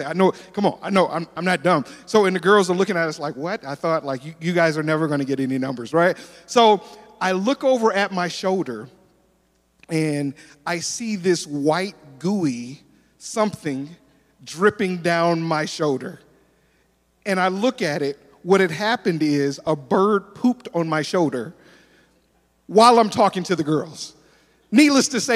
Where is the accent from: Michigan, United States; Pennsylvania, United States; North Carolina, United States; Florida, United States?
Michigan, United States; Detroit; now in Tulsa, United States; I'm originally from Detroit, Michigan